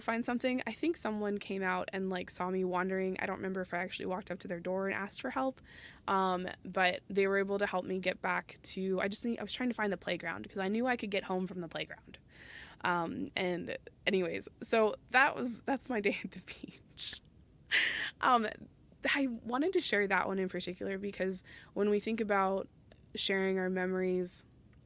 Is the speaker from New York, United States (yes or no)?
no; Phoenix, Arizona, United States; moved away; I'm originally from Phoenix